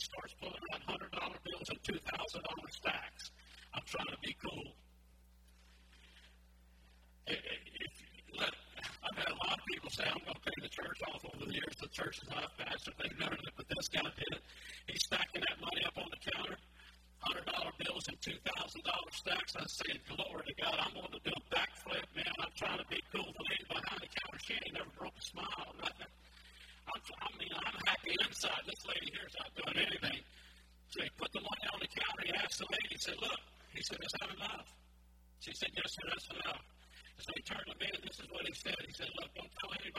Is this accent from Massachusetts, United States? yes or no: no; Orange, Texas, United States; I grew up I was born in Orange, Texas, but the thing is, I spent a long time at my grandmother's house.